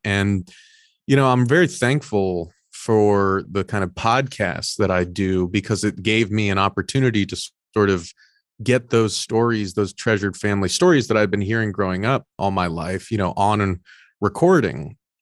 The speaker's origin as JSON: {"language": "English", "area": "Orange County", "region": "Southern California", "country": "United States", "tie": "born or raised there", "said": "I was born in Orange County, Southern California, first generation Mexican-American"}